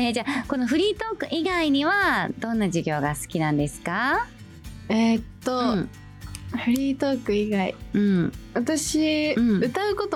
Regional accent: Ichinomiya, Aichi, Japan; 出身は愛知県一宮市で17歳の高校2年生です。

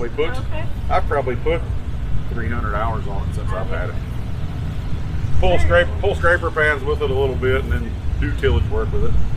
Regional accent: Dalton, Missouri, United States; North Central Missouri, a little town called Dalton

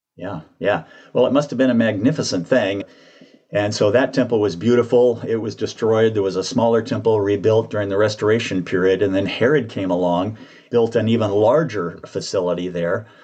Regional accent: Dublin, Georgia, United States; moved away; also born or lived in Portland, Oregon; I was born in Dublin, Georgia

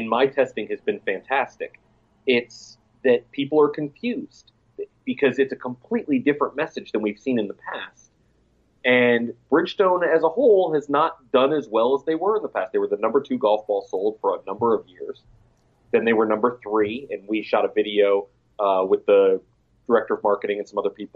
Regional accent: Florida, United States; my home state

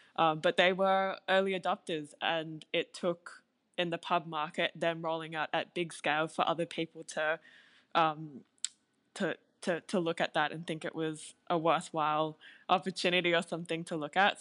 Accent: Singapore; now in Australia; I grew up in Singapore. I was born there

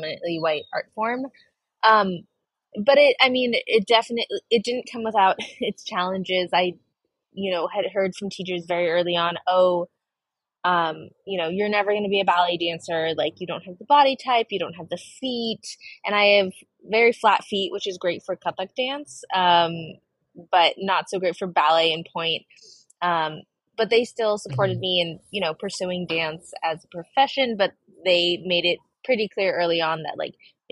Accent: Seattle, Washington, United States; also born or lived in India; now in New York City, United States; I grew up in Seattle, Washington, in a predominantly white community

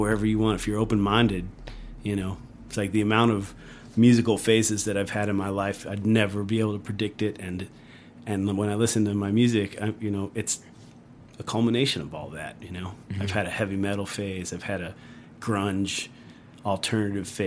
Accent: Long Island, New York, United States; moved away as an adult; now in Asheville, United States; I grew up in Long Island, which is a very unique place.

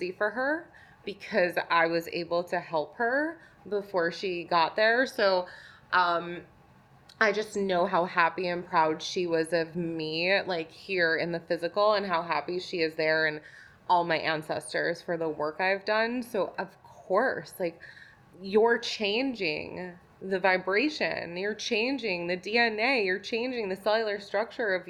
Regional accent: New York, United States; also born or lived in Manhattan; I'm from New York originally, and I lived in Manhattan for a long time

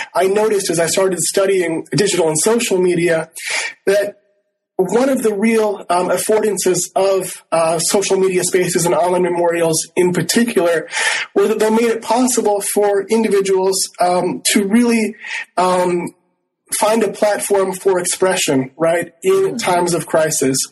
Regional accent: Rochester, Minnesota, United States; also born or lived in Northfield, Minnesota; I grew up in Rochester, Minnesota, in southeastern Minnesota

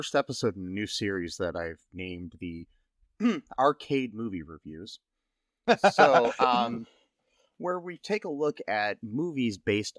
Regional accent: United States; as an American, cannot pronounce.

